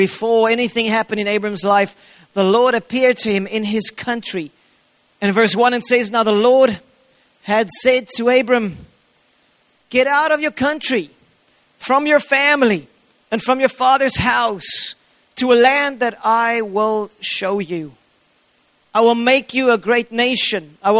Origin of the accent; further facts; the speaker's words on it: South Africa; I'm not a South African first and foremost.